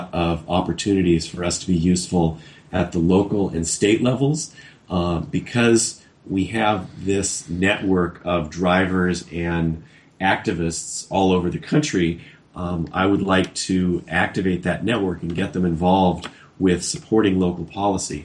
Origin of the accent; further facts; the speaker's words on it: Los Angeles, California, United States; my hometown of Los Angeles